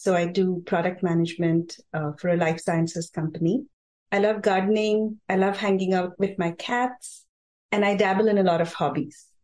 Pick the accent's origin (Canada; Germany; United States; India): India; also born or lived in Cochin / Bombay / Delhi; my father was in the Indian Navy. So we kept traveling to different places and we lived in different places like Cochin, Bombay, Delhi. But every Diwali, we would go back to my hometown